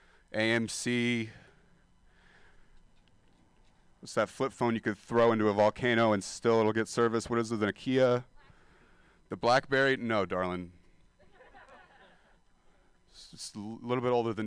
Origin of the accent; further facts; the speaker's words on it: Stockton, California, United States; now in San Francisco, United States; I'm a dropout from Stockton, California